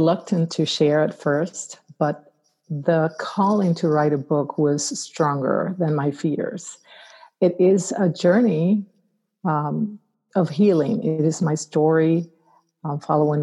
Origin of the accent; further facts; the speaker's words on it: Arecibo, Puerto Rico; now in Atlanta, United States; I am a native islander, grew up in Puerto Rico, born and raised in Arecibo, and I am an islander at heart.